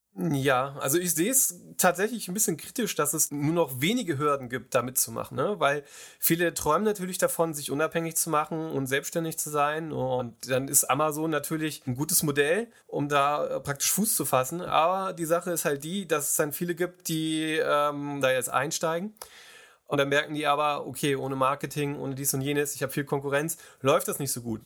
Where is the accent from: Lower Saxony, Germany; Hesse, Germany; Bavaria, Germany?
Hesse, Germany; Kassel; ich komme aus Kassel